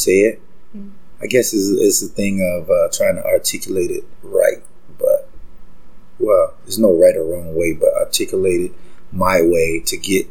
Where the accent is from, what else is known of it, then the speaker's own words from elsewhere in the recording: Gainesville, Florida, United States; moved away as an adult; now in Toronto, Canada; I was born and raised in Gainesville, Florida